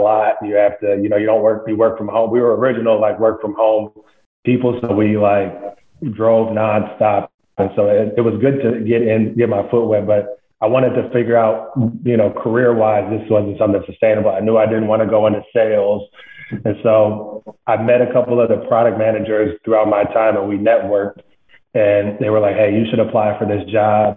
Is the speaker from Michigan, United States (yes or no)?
yes; Flint, Michigan, United States; moved away as an adult; I was born and raised in Flint, Michigan